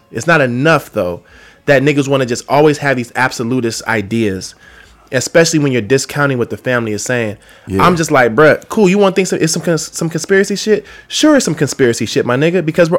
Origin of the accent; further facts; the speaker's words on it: Atlanta, Georgia, United States; moved away as an adult; now in Los Angeles, United States; I was born in Los Angeles, but I was raised in Atlanta. So I rep Atlanta, man, and I've had a very tumultuous, like, relationship to my duality. Like, I'm born out here, man, but I'm raised out there, but I live out here now, and I've been out here for 10 years